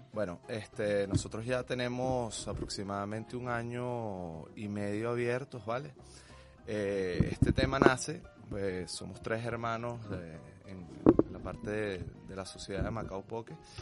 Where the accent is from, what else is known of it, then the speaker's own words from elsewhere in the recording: Venezuela; somos venezolanos